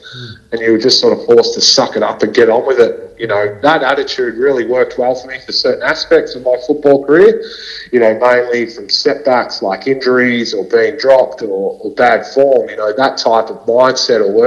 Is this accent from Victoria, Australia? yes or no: yes; Melbourne, Victoria, Australia; I was brought up in Melbourne, so in a northwestern suburbs called Essendon, Ascot Vale